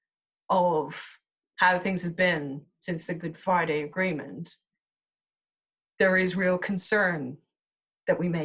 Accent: Dublin, Leinster, Ireland; now in United Kingdom; I'm originally from Dublin

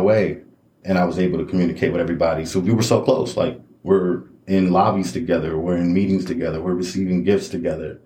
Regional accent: Chicago, Illinois, United States; moved away; also born or lived in Elgin, Illinois; I was born in Elgin, but I grew up in Chicago

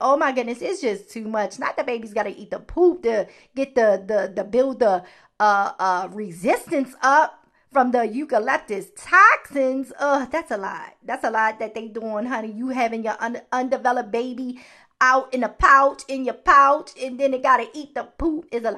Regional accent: Baltimore, Maryland, United States; Y'all know I'm from Baltimore, honey. I say certain words differently than, you know, a lot of people in America.

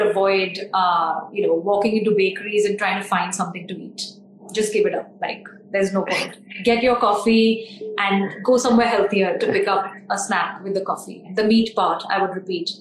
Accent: India; we're Indian

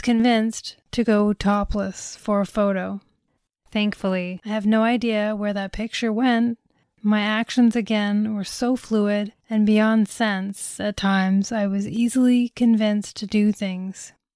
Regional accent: Toronto, Ontario, Canada; I am from Toronto, but not from downtown

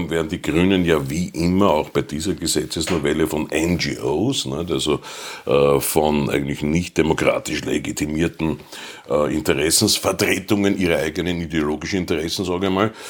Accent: Austria; Wir, haben schon gesagt, Österreicher große Tierliebhaber. So ist es. Bei uns in Österreich ist

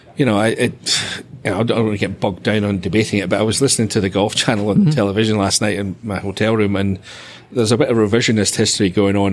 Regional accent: Dunbar, Scotland, United Kingdom; Was in basically my hometown

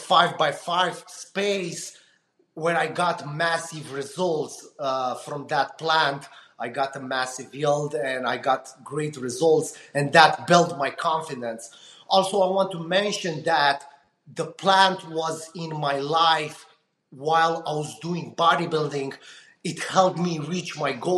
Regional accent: Romania; moved away as an adult; now in United States; I'm coming from Eastern Europe, Romania

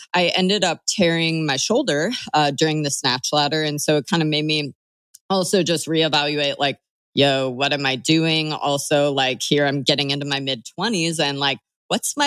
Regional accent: Bloomington, Illinois, United States; moved away; I'm from Bloomington Normal, Illinois

